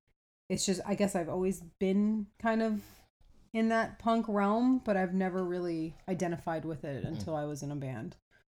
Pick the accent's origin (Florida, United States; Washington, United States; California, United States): Florida, United States; Miami; I'm from Miami. Okay, yeah. I'm literally from like the ocean.